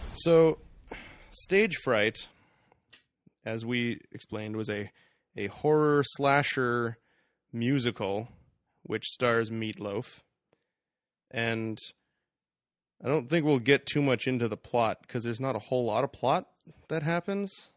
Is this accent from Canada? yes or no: yes; Canada; We are Canadian.